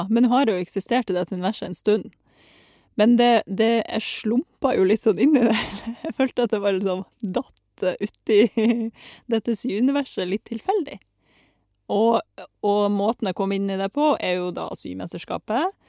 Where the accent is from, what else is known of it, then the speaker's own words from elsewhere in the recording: Saint Petersburg, Russia; now in Norway; Um, altså født og delvis oppvokst i Russland. Født i St. Petersburg og liksom vokst opp der.